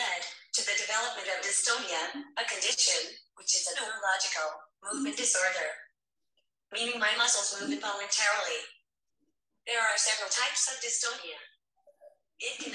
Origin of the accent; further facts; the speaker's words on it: Stillwater, Oklahoma, United States; I'm from Stillwater, Oklahoma.